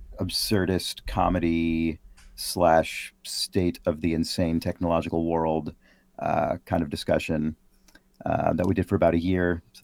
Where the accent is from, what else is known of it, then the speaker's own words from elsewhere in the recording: San Francisco, California, United States; born there; also born or lived in Boston; now in Seattle, United States; I was born in San Francisco, moved around a bunch as a kid, moved back to San Francisco, where I spent my entire adult life except for those couple of years in Boston and then now in Seattle as of last year.